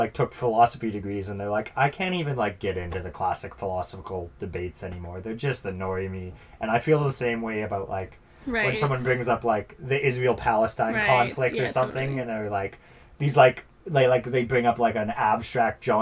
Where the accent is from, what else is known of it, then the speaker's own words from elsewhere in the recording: Summerland, British Columbia, Canada; I'm from Falder, which is actually, like, a smaller town, part of Summerland.